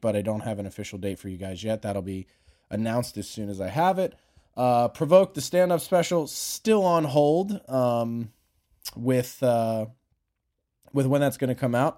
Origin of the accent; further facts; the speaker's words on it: Philadelphia, Pennsylvania, United States; now in Los Angeles, United States; growing up in Philly called Primos